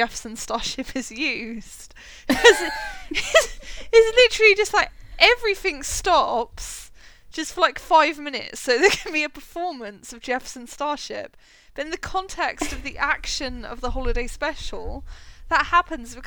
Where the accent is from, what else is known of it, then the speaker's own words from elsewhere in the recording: United Kingdom; a British person